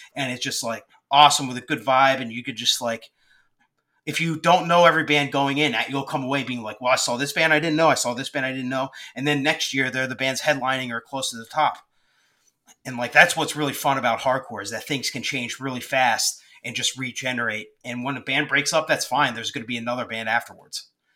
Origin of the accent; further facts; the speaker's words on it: Collegeville, Phoenixville area, Pennsylvania, United States; I was from the Collegeville, Phoenixville area.